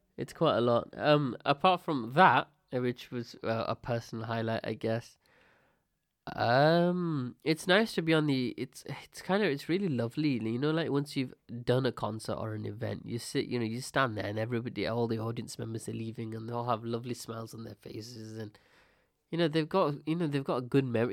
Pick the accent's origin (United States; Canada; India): India; I'm Indian